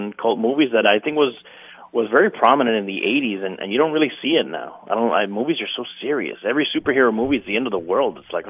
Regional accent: Miami, Florida, United States; I'm from Miami.

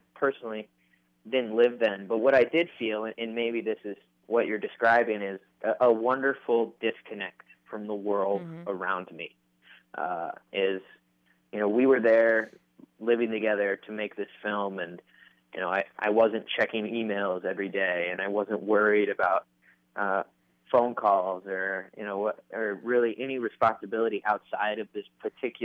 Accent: Michigan, United States; I'm from Michigan

